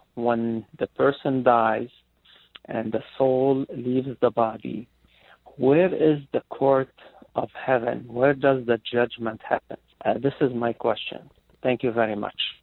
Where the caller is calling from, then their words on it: Marietta, California, United States; I'm calling from Marietta, California.